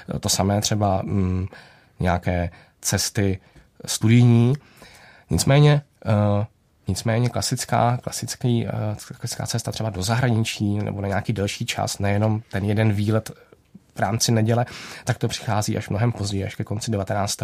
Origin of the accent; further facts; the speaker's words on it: Czechia; my jako Češi